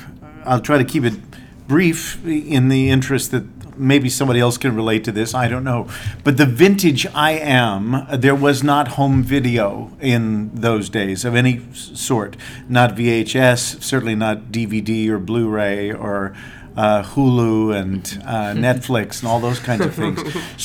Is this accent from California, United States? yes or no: yes; Downey, California, United States; And so when I was growing up in Downey, California, a suburb of Los Angeles, my dad was away in the Korean War a lot of the time, so it was just my mother and me.